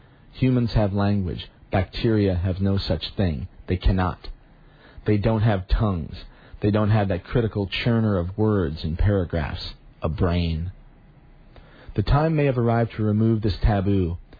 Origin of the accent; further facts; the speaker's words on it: New York, United States; I'm the New Yorker mentioned above, the founder of paleopsychology.